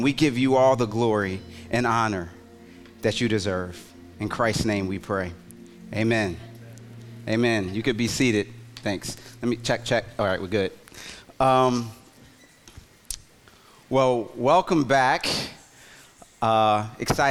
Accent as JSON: {"language": "English", "town": "Philadelphia", "region": "Pennsylvania", "country": "United States", "tie": "born or raised there", "moved": "yes", "said": "Philly, my hometown"}